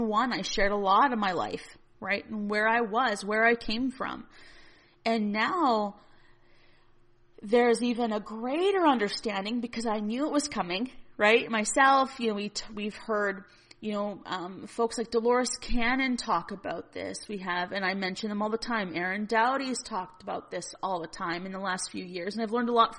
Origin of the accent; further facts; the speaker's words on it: Northern Alberta, Canada; I'm from Northern Alberta and we're heavily reliant in Alberta on our industries